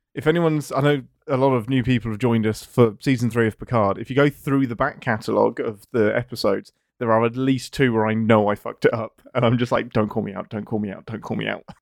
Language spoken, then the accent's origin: English; England, United Kingdom; I'm English.